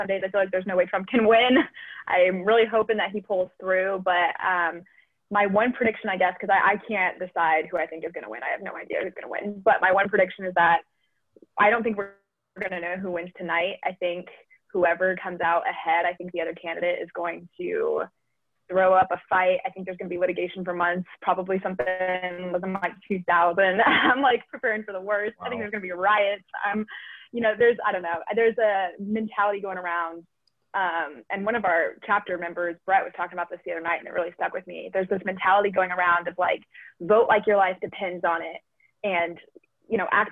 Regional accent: San Diego, California, United States; now in Missouri, United States; I'm from San Diego. I go to school over in Missouri State

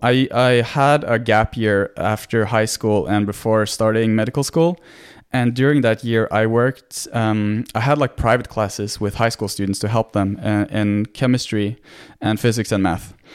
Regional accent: Norway; English is a second language; born and raised in Norway, so I'm I'm Norwegian, 100%

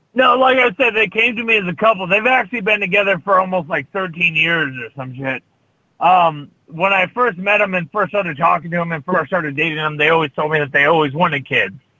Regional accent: Las Vegas, Nevada, United States; Vegas, my hometown

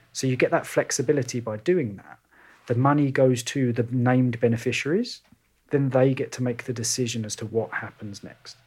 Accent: London, United Kingdom; moved away as an adult; now in Kelowna, Canada; when you've grown up in and around London

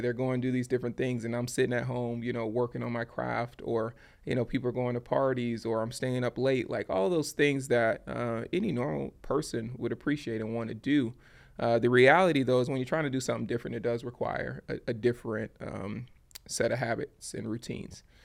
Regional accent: Baton Rouge, Louisiana, United States; moved away; my hometown of Baton Rouge, Louisiana

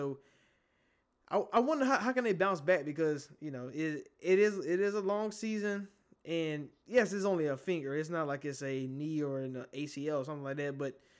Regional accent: Georgia, United States; And you know me, we're from Georgia. We don't know what snow is.

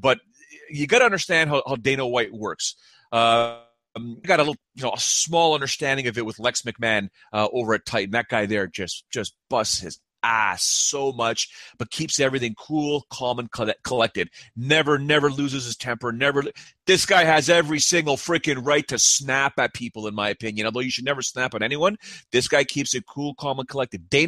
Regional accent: Canada; I'm just a Canadian dude. I'm just a Canadian guy living north of Toronto

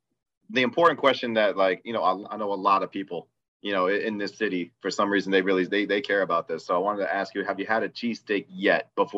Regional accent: Michigan, United States; I'm from Michigan, Jaden. I'm a Detroit Lions fan.

